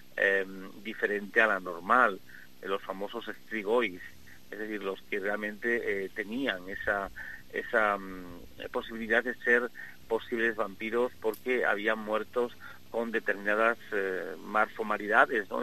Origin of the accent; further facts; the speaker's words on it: Extremadura, Spain; moved away as an adult; also born or lived in Madrid; ya no estoy en Madrid, ahora estoy en mi, tierra, en Extremadura, trabajando precisamente en mi pueblo